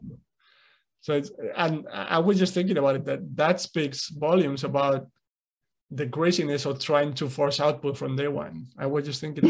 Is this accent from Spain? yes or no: yes; Spain; first language Spanish; English is a second language; I grew up in Spain, so I was exposed to Spanish